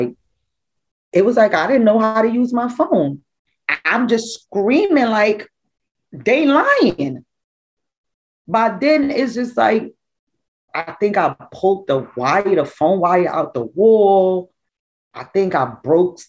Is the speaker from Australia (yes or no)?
no; Trinidad & Tobago; I'm Hispanic and I was born in Trinidad. My dad is Trinidadian and my mom is Spanish